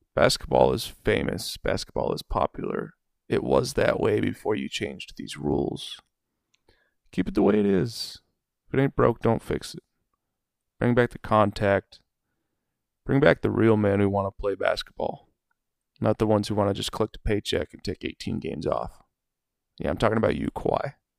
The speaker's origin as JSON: {"language": "English", "region": "Oregon", "country": "United States", "said": "I'm from Oregon. I live in Oregon."}